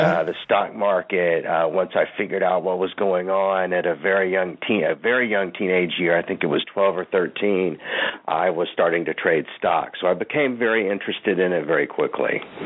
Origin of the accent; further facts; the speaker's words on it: Fort Worth, Texas, United States; I grew up in Fort Worth, Texas